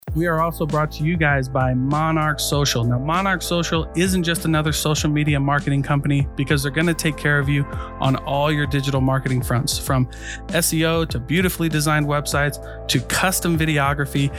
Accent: Iowa, United States; moved away; I grew up in Iowa, hunting's really big in Iowa

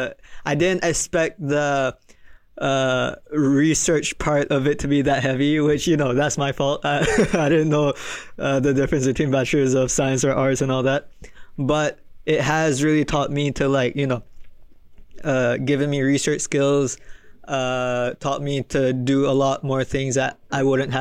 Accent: Malaysia; moved away; I'm from Malaysia

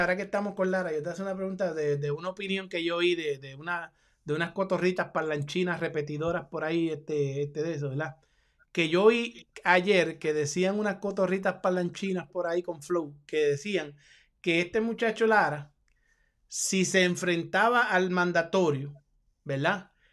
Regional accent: Puerto Rico; Yo soy boricua

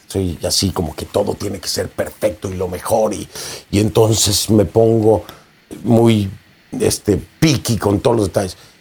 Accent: Mexico; un movimiento indígena en mi país

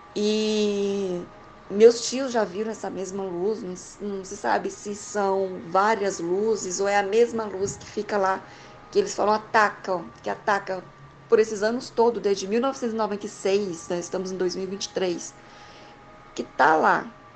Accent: Goiás, Brazil; also born or lived in Maranhão (family origin); Eu sou de Goiás, estou em Goiânia, mas a minha família veio de lá.

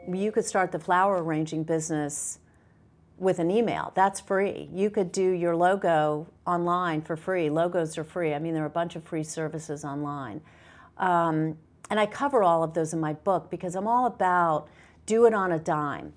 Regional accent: the South, United States; I grew up in the South

